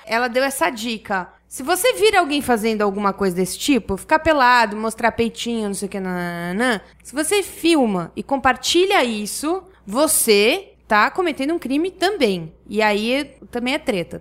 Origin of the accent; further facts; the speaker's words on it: Blumenau, Santa Catarina, Brazil; eu cresci em Blumenau. Em Blumenau